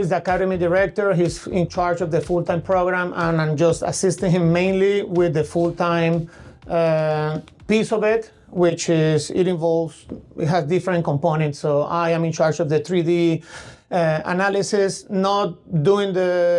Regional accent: Colombia; also born or lived in Connecticut, United States; now in Tulsa, United States; I'm from Colombia in South America

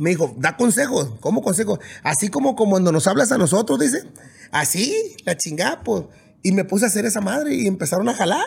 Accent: Mazatlán, Sinaloa, Mexico; also born or lived in Puerta de Canoas; yo crecí en las dos partes, crecí en Mazatlán y crecí en el rancho

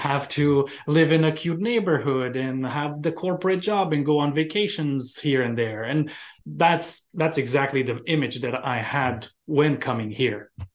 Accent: Romania; moved away as an adult; now in United States; when I came from Romania

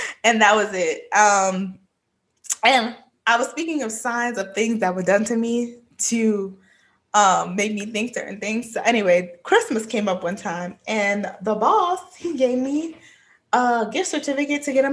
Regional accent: New York, United States; I'm from New York, born and raised

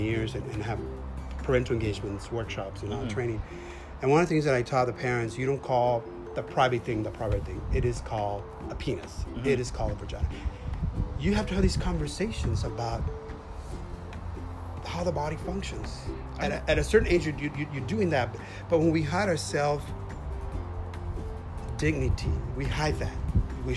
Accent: United States; also born or lived in Texas; I come from the United States

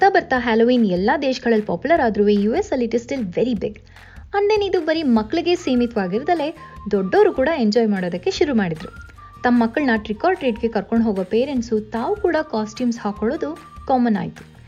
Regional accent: Kannadiga, Karnataka, India; ನಮ್ಮ ಕನ್ನಡಿಗರೆಲ್ಲರ

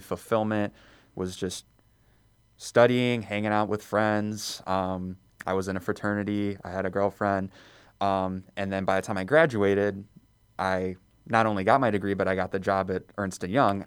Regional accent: Elk Grove Village, Illinois, United States; I was born and raised in Elk Grove Village, so just in the northwest suburbs

